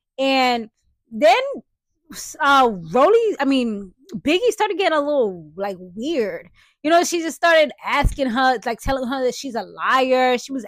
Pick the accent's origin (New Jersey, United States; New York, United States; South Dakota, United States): New York, United States; I'm from the BX, you know, I'm from Brooklyn, I'm from Harlem. You know what I'm saying? Like I'm from New York, just in general, like that, you jacking those cities, like that's tough.